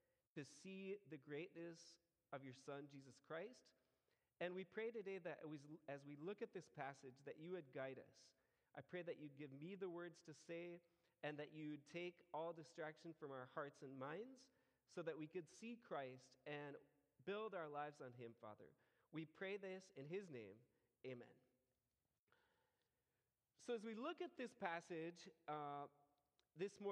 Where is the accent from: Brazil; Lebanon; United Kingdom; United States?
United States; now in Colombia; I'm American, not Colombian.